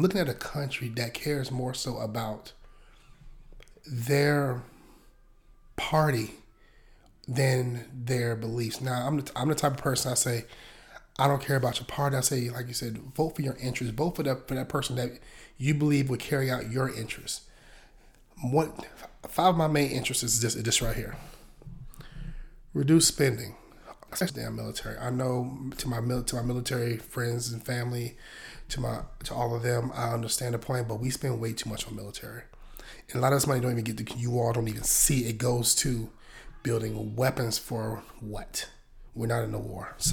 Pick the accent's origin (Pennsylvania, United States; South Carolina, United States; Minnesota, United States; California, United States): South Carolina, United States; Hopkins; moved away as an adult; I grew up in the rural area of Columbia, South Carolina. Shout out to Hopkins